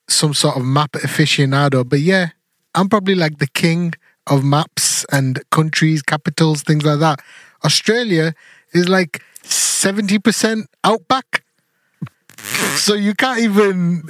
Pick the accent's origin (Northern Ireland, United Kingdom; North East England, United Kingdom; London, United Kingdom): North East England, United Kingdom; the Northeast; We're just from Northeast town.